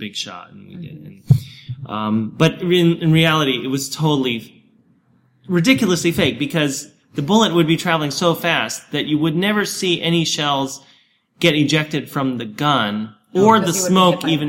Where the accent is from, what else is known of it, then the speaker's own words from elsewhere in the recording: Oregon, United States; in my hometown, actually, I worked, up in Oregon, I worked as an intern in high school